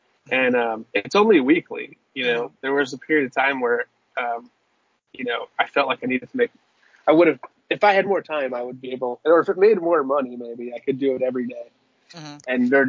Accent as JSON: {"language": "English", "town": "Philadelphia", "region": "Pennsylvania", "country": "United States", "tie": "born or raised there", "said": "It is in Philly. It's in my hometown."}